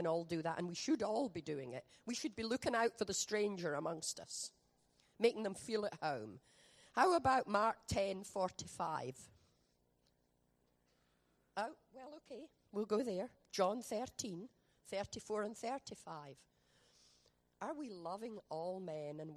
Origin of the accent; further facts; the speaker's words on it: Scotland, United Kingdom; moved away; We're from Scotland